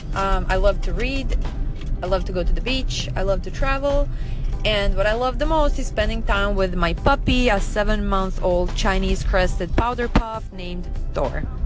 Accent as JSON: {"language": "English", "country": "Serbia", "moved": "yes", "lives_now": "Fort Lauderdale, United States", "said": "I'm originally from Serbia, which is in Southeast Europe"}